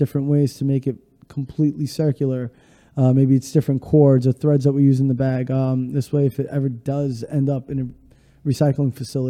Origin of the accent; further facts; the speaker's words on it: New York City, New York, United States; from Bay Ridge, from Brooklyn.